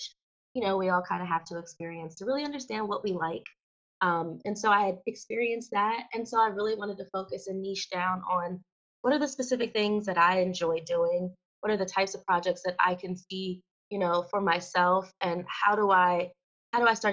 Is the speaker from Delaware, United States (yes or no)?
yes; Wilmington, Delaware, United States; I'm from Wilmington, Delaware